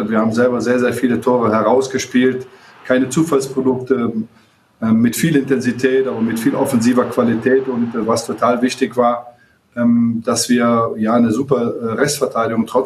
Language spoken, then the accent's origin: German; Germany; für mich als, äh, als Marokkaner, marokkanische Abstammung, der in Deutschland groß geworden ist